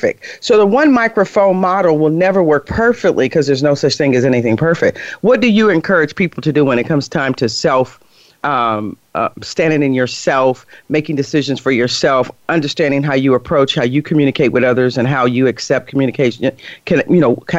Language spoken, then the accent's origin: English; Chicago, Illinois, United States; I'm from Chicago. I put an S on everything.